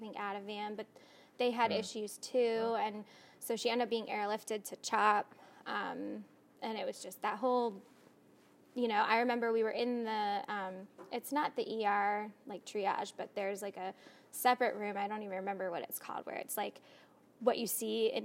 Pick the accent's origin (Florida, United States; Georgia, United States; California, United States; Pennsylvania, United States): Pennsylvania, United States; Bucks County; also born or lived in Atlanta; I grew up in Bucks County, about 30 minutes from here